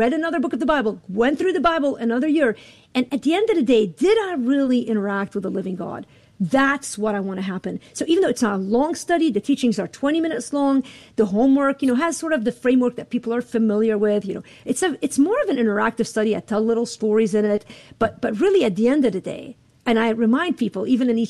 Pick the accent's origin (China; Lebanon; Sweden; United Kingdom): Lebanon; now in Chicago, United States; I live in Chicago. I'm from Lebanon.